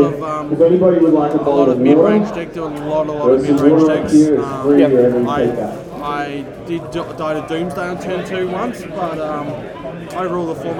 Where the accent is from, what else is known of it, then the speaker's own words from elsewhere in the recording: Adelaide, South Australia, Australia; I'm from Adelaide